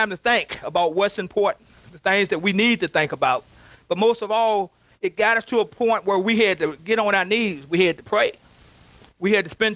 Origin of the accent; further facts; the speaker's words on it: Covington, United States; now in Richmond; Our home place where I grew up in Covington